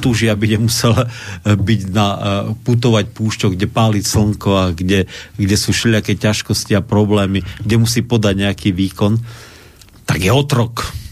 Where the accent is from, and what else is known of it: Slovakia